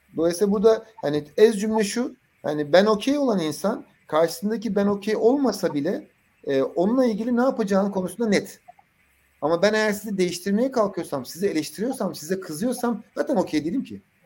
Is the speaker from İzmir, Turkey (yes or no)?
no; Adana, Turkey; ben işte Adanalıyım